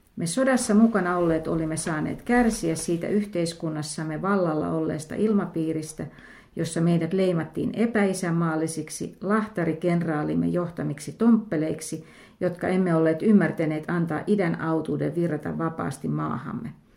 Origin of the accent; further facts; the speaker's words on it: Lahti, Päijänne Tavastia, Finland; mä olen Lahdesta kotoisin